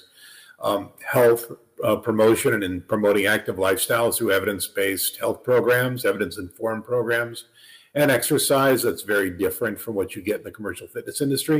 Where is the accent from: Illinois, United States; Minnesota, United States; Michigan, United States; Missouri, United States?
Missouri, United States; St. Louis; moved away as an adult; also born or lived in Northern California / New York City / Pennsylvania; I was raised in St. Louis